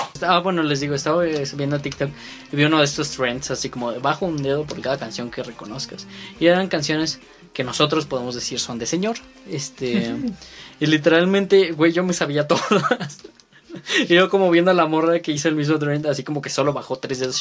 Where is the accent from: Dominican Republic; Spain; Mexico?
Mexico; aquí en México